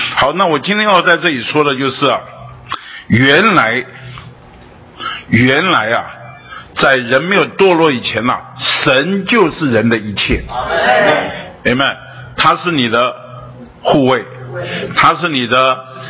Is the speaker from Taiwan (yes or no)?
yes; Taipei, Taiwan; 那我是在台北生长长大的